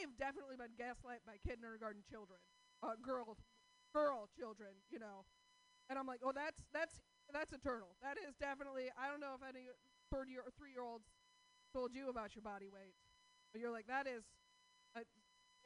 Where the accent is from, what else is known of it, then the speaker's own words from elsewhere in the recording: Portland, United States; I'm from Portland